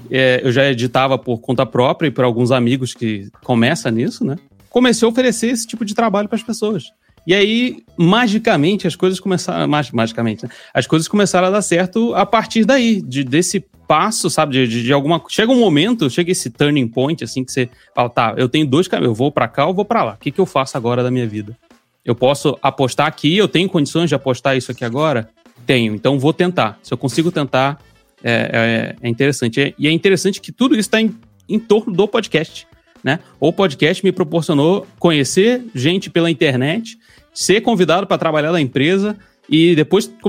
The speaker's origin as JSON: {"language": "Portuguese", "region": "Rio de Janeiro", "country": "Brazil", "said": "eu sou do Rio de Janeiro"}